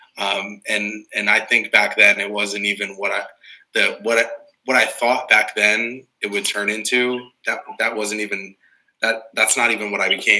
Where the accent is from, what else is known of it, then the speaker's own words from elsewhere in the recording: Morristown, New Jersey, United States; I grew up in Morristown, born and raised in the community that I currently represent as a council person